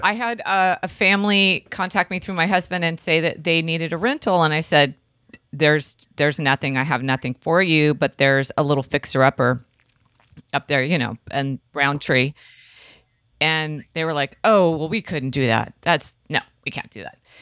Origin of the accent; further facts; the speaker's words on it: Santa Cruz, California, United States; I grew up on Bay Street